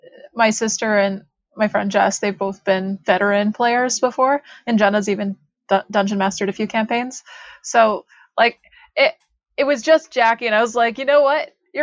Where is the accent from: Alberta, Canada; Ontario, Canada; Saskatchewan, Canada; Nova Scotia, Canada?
Alberta, Canada; now in Edmonton, Canada; I'm Canadian